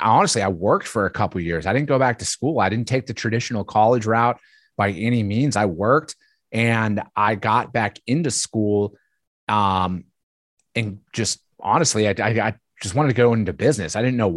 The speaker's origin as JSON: {"language": "English", "region": "Wisconsin", "country": "United States", "said": "I'm from Northern Wisconsin originally."}